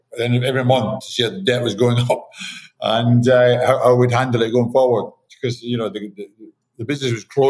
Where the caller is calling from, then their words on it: Miami, Florida, United States; My condo in Miami.